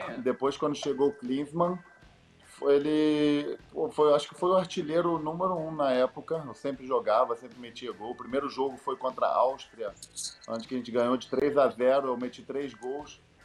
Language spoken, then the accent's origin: Portuguese; Brazil; moved away; also born or lived in Germany; eu nasci no Brasil